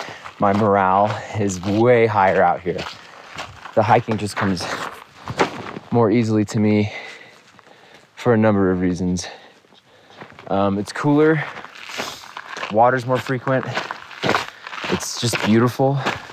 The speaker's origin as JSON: {"language": "English", "town": "San Antonio", "region": "Texas", "country": "United States", "also_born_or_lived": "Dallas, Texas", "said": "I said I was from San Antonio"}